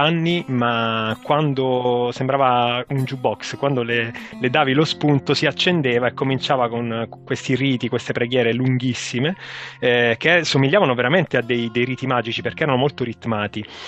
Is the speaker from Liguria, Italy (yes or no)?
no; Apulia, Italy; moved away; io vengo dalla Puglia, sono nato in Puglia